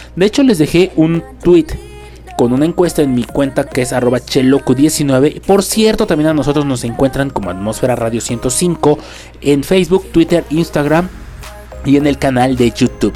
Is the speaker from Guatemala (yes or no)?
no; Mexico; Estamos en un país donde, pues vamos lentos en cuanto a tecnología